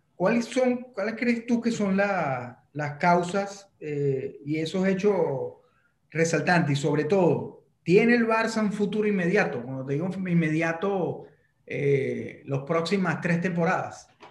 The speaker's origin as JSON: {"language": "Spanish", "country": "Venezuela", "said": "yo como venezolano"}